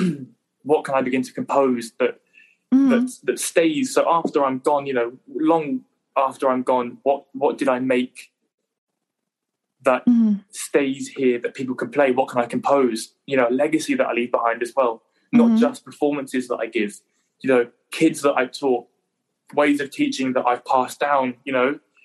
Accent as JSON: {"language": "English", "region": "England", "country": "United Kingdom", "said": "Being the Englishman that I am"}